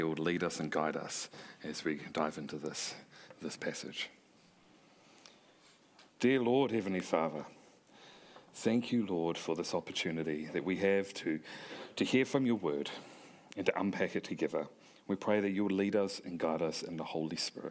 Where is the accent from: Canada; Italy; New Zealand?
New Zealand; accent: Kiwi; also born or lived in South Korea; I didn't want my accent stripped away from me. That was part of who I am as a New Zealander.